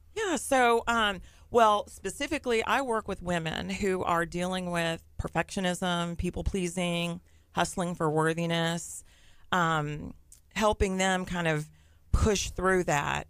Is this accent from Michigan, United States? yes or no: no; Nassau Bay, Texas, United States; I grew up in Nassau Bay